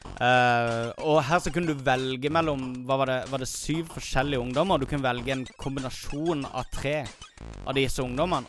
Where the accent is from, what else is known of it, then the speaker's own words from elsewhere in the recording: Kristiansand, Agder, Norway; Pappa hadde akkurat fått en 286 eh, på hjemmekontoret sitt hjemme i Kristiansand